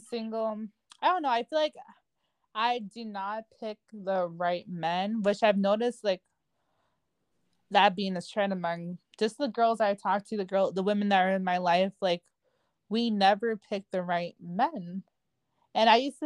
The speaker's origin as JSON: {"language": "English", "region": "Florida", "country": "United States", "moved": "yes", "lives_now": "Houston, United States", "said": "I'm from Florida of Haitian descent, and I currently live in Houston, Texas."}